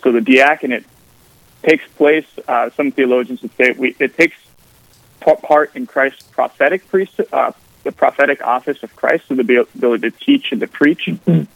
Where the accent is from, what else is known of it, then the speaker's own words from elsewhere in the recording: Aberdeen, South Dakota, United States; moved away as an adult; also born or lived in Mobridge, South Dakota / St. Paul, Minnesota / Rome; I'm uh, originally from Aberdeen, South Dakota, just the northern part of the northeastern part of the state